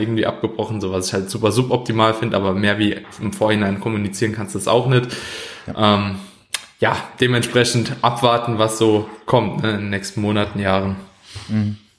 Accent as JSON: {"language": "German", "country": "Germany", "said": "als Deutscher"}